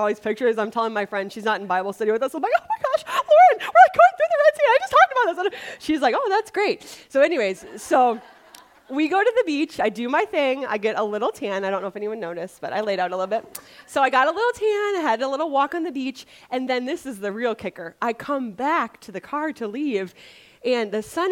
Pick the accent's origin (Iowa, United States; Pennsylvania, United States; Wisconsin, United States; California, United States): Wisconsin, United States; moved away; I grew up in Wisconsin without an ocean, so now that I live by an ocean